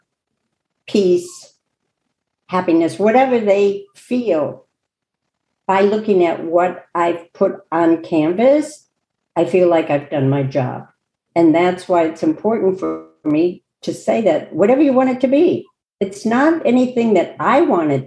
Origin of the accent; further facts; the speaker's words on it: Chicago, Illinois, United States; I grew up in Chicago and used to go to the Art Institute of Chicago